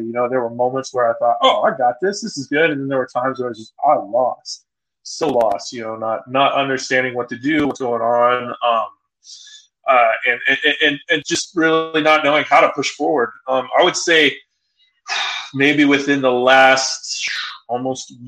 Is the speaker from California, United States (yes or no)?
yes; California, United States; moved away as an adult; now in Utah, United States; we moved from California, grew up in California, been in California my entire life